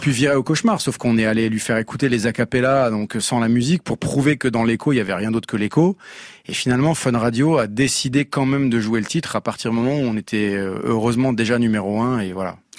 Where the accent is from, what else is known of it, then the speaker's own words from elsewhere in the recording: Eastern Moselle, Grand Est, France; moved away as an adult; also born or lived in Paris; je suis originaire de Moselle-Est, j'étais à Paris